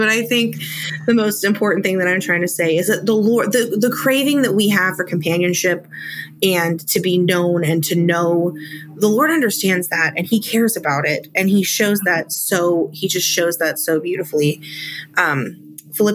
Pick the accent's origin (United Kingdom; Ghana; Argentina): Ghana; So I guess I would have to start in Africa. So I grew up in Ghana